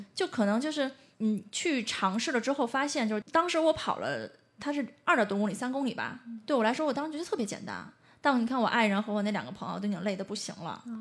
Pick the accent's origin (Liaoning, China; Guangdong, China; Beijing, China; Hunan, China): Beijing, China; 像我们这种真的北京人会觉得我们生在这养，在这里了